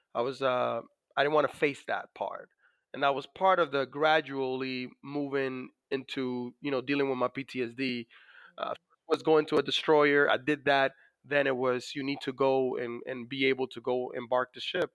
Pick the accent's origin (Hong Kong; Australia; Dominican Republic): Dominican Republic; born or raised there; now in United States